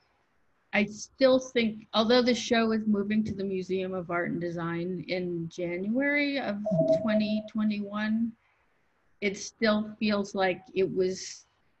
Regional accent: Oregon, United States; also born or lived in Michigan; now in New York, United States; I grew up on the West Coast and primarily in Oregon

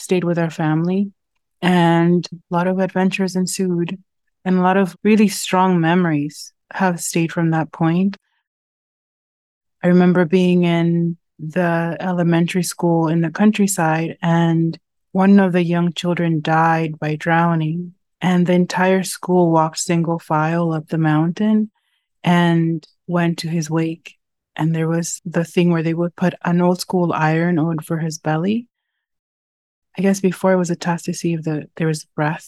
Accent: Loma de Cabrera, Dajabón, Dominican Republic; also born or lived in United States; now in New York, United States; I was born in the Dominican Republic and raised right at the border between Dominican Republic and Haiti in the Jabón Loma de Cabrera

